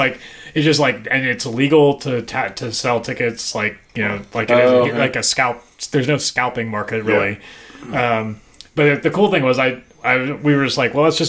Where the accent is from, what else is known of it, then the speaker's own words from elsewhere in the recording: United States; I'm from the States.